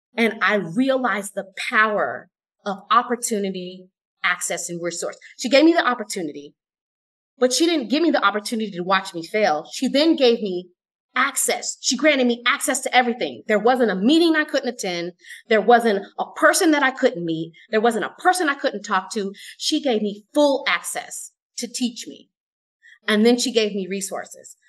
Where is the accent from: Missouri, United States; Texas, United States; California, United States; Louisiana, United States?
California, United States; Oakland; I am from Oakland, California